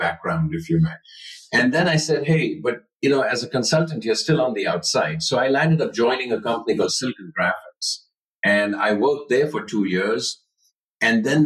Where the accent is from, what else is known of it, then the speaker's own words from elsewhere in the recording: Mumbai, Maharashtra, India; moved away as an adult; now in United States; Life was great growing up. I grew up in Bombay.